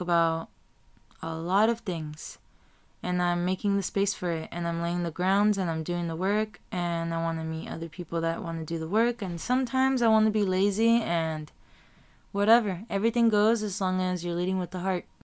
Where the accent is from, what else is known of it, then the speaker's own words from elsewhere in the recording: Tijuana, Baja California, Mexico; now in Chula Vista, United States; I was raised in T J, in Tijuana, Mexico, Baja California. And then I came to Chula Vista, and then I was raised here too